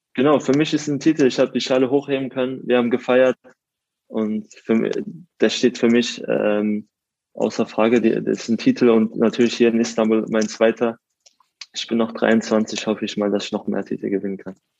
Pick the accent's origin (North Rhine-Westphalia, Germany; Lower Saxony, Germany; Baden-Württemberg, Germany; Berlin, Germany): Baden-Württemberg, Germany; Karlsruhe; aus Karlsruhe bin ich in der Südstadt aufgewachsen